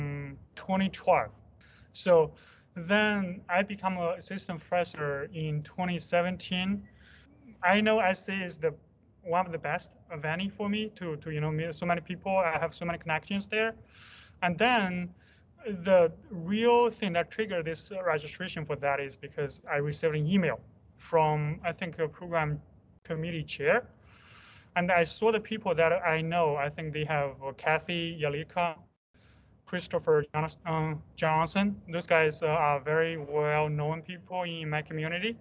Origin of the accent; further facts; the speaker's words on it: China; now in United States; I actually originally from China